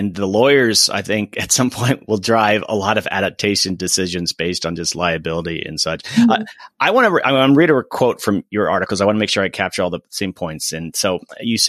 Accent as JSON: {"language": "English", "region": "Florida", "country": "United States", "moved": "yes", "said": "I'm from Florida originally"}